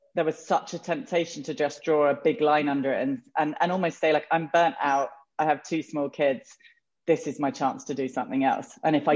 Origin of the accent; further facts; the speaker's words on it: England, United Kingdom; moved away as an adult; also born or lived in London; now in United States; I was born in England and raised there and, you know, had been there until we moved here, which was in December 2016